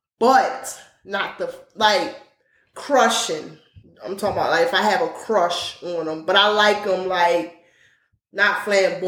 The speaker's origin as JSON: {"language": "English", "town": "Baltimore", "region": "Maryland", "country": "United States", "moved": "as an adult", "lives_now": "Atlanta, United States", "said": "I'm from Baltimore"}